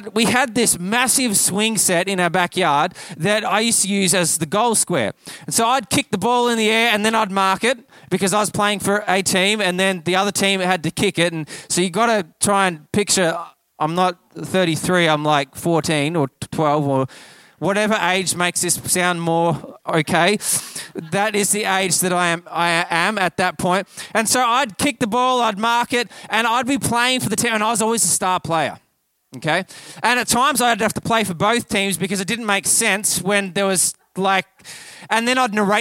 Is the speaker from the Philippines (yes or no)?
no; Kyabram, Victoria, Australia; I grew up here in Victoria, actually just down the road in Kyabram, and I grew up with Aussie rules